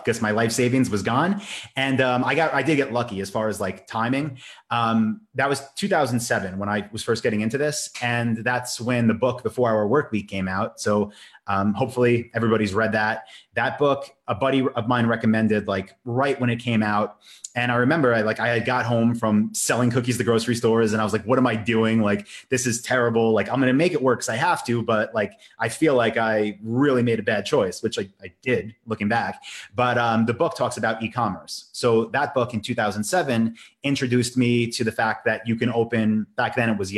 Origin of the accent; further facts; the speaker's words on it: Long Island, New York, United States; the town I grew up in on Long Island